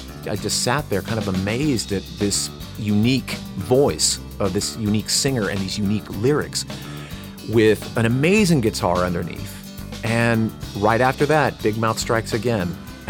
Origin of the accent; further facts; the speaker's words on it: Burbank, California, United States; I grew up not 2 miles from here in Burbank, California, actually. And I'm wearing my Burbank High School class ring just because I do every time I'm in Burbank. My parents were both born and raised in Mexico.